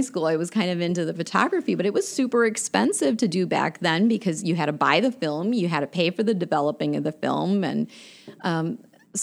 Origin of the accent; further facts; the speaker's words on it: Sheboygan, Wisconsin, United States; growing up in Sheboygan, Wisconsin